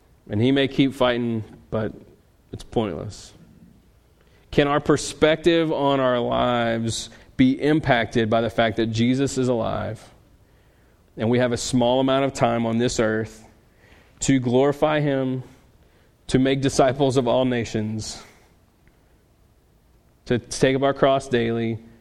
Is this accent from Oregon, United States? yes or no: no; Louisiana, United States; I'm from Louisiana